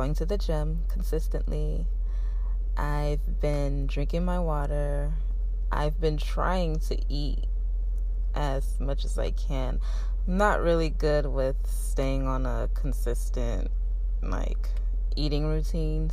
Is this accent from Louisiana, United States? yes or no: yes; Shreveport, Louisiana, United States; moved away as an adult; now in San Antonio, United States; I'm from Shreveport, Louisiana. I moved to San Antonio, though, when I was about 19.